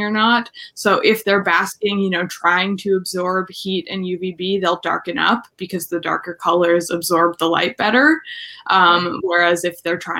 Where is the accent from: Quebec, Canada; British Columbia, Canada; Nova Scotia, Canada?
Nova Scotia, Canada; Where I grew up in Nova Scotia, there weren't a whole lot of snakes